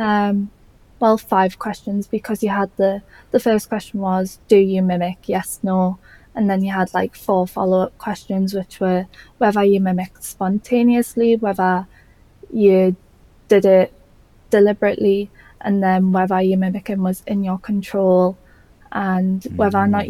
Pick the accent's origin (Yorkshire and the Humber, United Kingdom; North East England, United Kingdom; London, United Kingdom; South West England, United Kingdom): North East England, United Kingdom; Newcastle upon Tyne; accent: Geordie; I'm from Newcastle in the UK, if you couldn't tell by the Geordie accent.